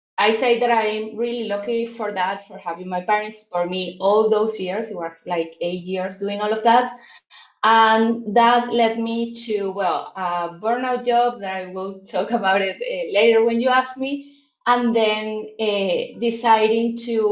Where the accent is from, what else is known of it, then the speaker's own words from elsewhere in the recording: Venezuela; English is a second language; I'm from Venezuela, Latin America